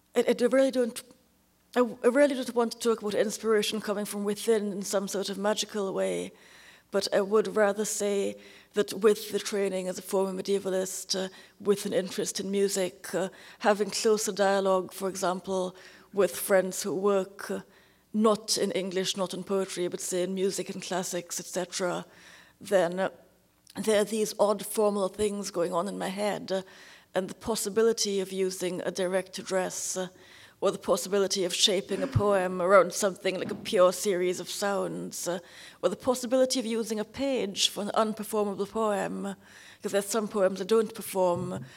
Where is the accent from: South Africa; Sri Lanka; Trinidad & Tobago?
Trinidad & Tobago; Trinidad, where I was born